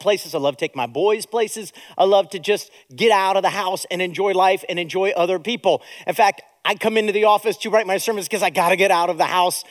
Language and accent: English; United States; Now, I live in America. I was born in America.